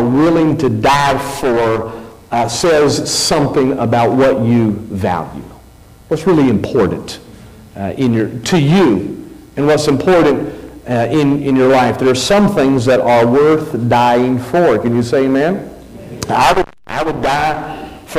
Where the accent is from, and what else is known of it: United States